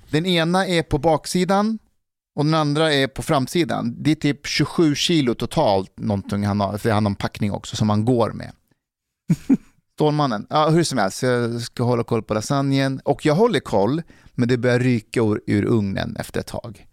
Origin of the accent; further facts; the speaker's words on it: Älta, Stockholm County, Sweden; när jag växte upp i Älta